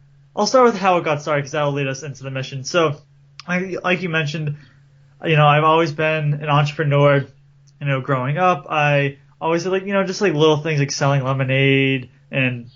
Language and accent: English; Cape Cod, Massachusetts, United States; I'm from Massachusetts and Cape Cod, which is right down by the ocean